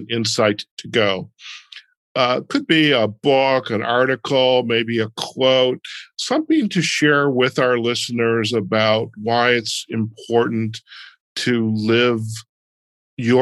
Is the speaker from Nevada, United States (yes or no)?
no; Detroit, Michigan, United States; also born or lived in Chicago, Illinois; now in US Southwest; growing up in Detroit